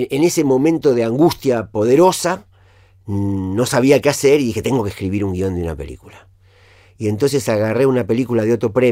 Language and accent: Spanish; Villa Gesell, Buenos Aires Province, Argentina; en Villa Gesell, en, en mi pueblo.